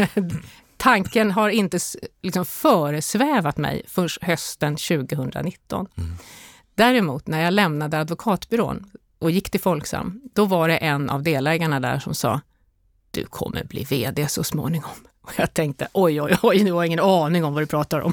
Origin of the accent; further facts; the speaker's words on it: Stockholm, Stockholm County, Sweden; moved away as an adult; also born or lived in Åland; jag har mina rötter på Åland men jag är faktiskt född i, i Stockholm